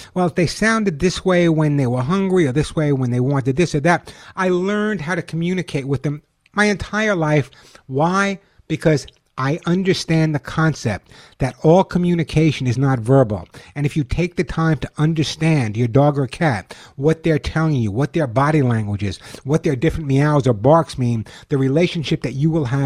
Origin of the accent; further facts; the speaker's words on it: Long Island, New York, United States; I grew up on Long Island